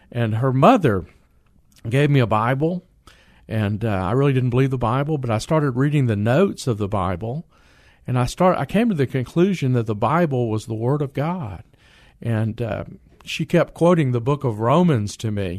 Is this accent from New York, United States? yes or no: no; San Antonio, Texas, United States; I grew up on the south side of San Antonio